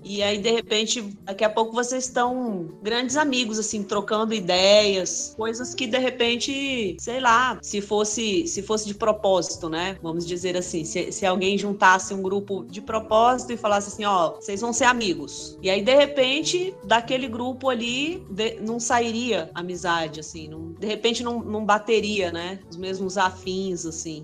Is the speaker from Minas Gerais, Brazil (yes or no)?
no; Brasília, Federal District, Brazil; Sou de Brasília, nascida, criada por aqui